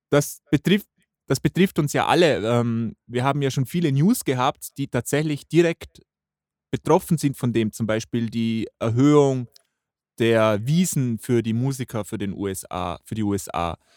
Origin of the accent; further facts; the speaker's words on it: Austria; bei uns in Österreich